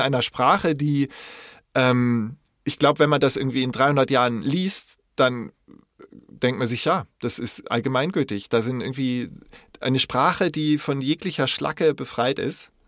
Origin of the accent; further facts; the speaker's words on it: West Germany, Germany; als Wessi